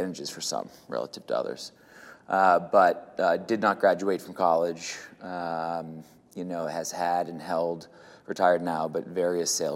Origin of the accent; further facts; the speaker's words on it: South Shore of Massachusetts, United States; I grew up in the South Shore of Massachusetts